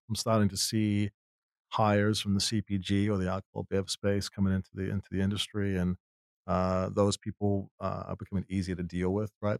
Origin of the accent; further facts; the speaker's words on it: New Zealand; moved away; I grew up in New Zealand